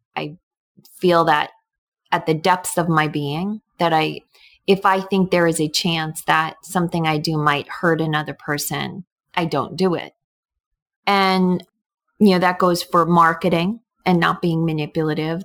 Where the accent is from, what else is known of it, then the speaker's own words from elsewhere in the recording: New York, United States; now in Connecticut, United States; I grew up in New York